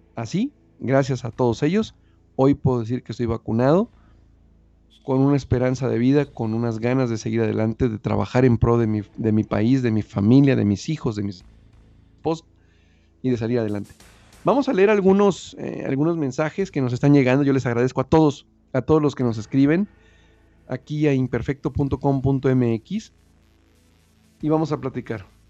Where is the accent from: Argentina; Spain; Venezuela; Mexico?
Mexico; nosotros como mexicanos es un shock llegar a Estados Unidos